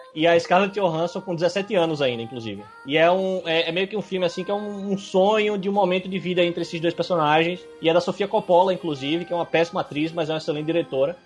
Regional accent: Northeast Brazil, Brazil; Pra nós aqui que somos nordestinos

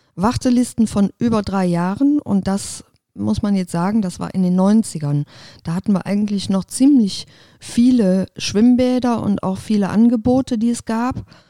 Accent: Aachen, North Rhine-Westphalia, Germany; moved away as an adult; Ich bin echtes Öscher Mädchen. Das heißt, ich bin hier verwurzelt, bin hier geboren, aufgewachsen

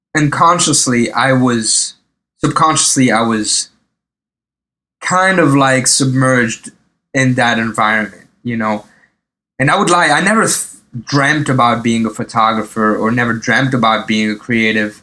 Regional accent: eastern France, France; moved away as an adult; also born or lived in Lebanon / Paris, France; now in New York, United States; grew up in the uh, in the east of France. Okay. Um, and and and you know we moved a little bit, but uh, mainly in the east of France.

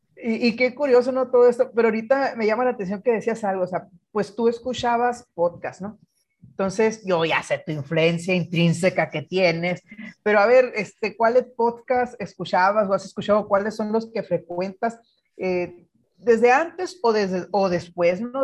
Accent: Guaymas, Sonora, Mexico; yo soy de Guaymas, hijo de pescador

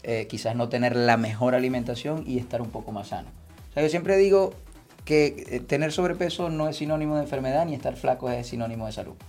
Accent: Venezuela; also born or lived in Spain; yo soy traumatólogo venezolano

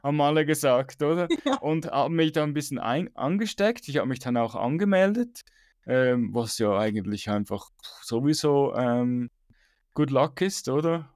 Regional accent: Switzerland; Bei uns in der Schweiz

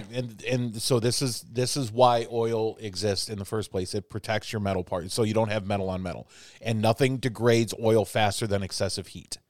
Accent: Chicago, Illinois, United States; also born or lived in New York; now in Indianapolis, United States; I grew up in Chicago

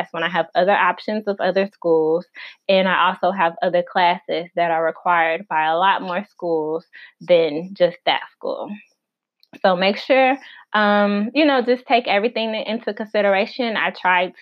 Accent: Illinois, United States; moved away as an adult; also born or lived in Arkansas; my home state is Illinois, I went to school in Arkansas

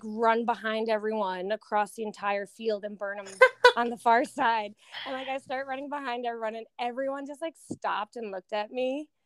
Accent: Connecticut, United States; also born or lived in Sydney, Australia; growing up in Connecticut

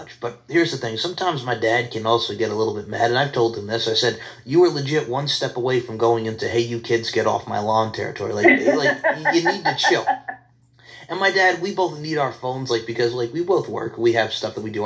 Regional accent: Long Island, New York, United States; I grew up on Long Island.

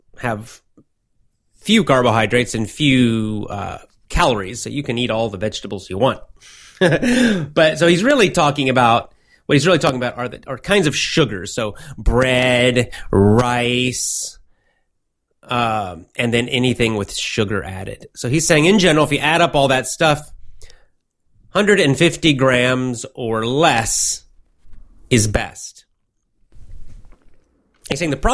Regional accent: United States; now in Japan; I'm an American

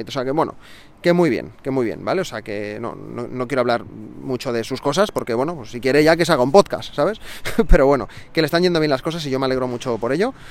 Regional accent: Barcelona, Catalonia, Spain; soy de Barcelona

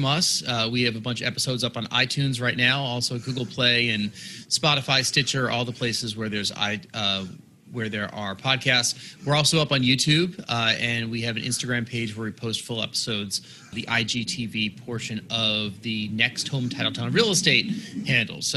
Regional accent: outside New York City, United States; I grew up outside New York City

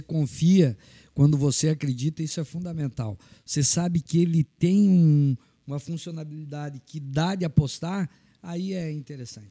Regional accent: Anita Garibaldi, Santa Catarina, Brazil; moved away as an adult; now in Blumenau, Brazil; Eu sou natural de Anitta Garibaldi, cheguei em Blumenau em 1985

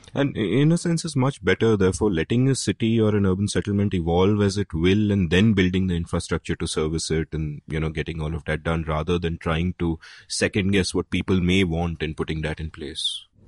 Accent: India; back in the nineteen eighties, when I was growing up in India

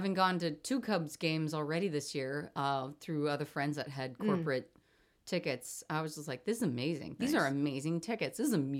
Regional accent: Kansas City, Missouri, United States; now in Chicago, United States; I grew up in Kansas City.

